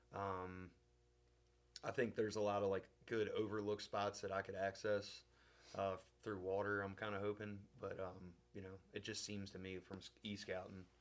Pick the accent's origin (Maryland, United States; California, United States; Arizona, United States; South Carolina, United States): Maryland, United States; now in West Kentucky, United States; I live in West Kentucky. I'm originally from Maryland